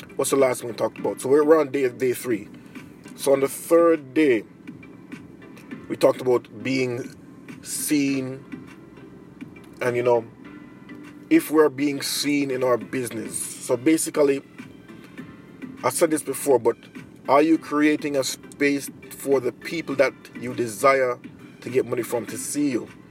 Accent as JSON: {"language": "English", "country": "Jamaica", "moved": "as an adult", "lives_now": "Japan", "said": "I'm a Jamaican in Japan. I've been living here for mm, 11 years"}